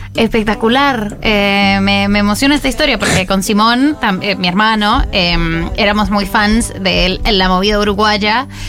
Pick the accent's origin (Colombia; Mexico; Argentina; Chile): Colombia; somos colombianos